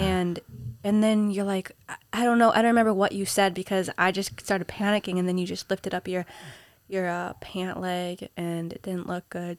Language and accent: English; Minnesota, United States; also born or lived in Peru; now in New York City, United States; I grew up in Minnesota